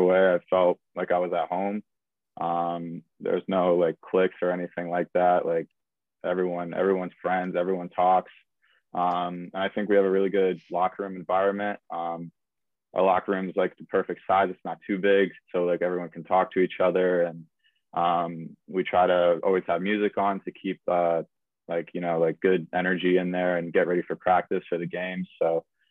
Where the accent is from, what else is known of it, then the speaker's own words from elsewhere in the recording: Connecticut, United States; now in Omaha, United States; I'm obviously from Connecticut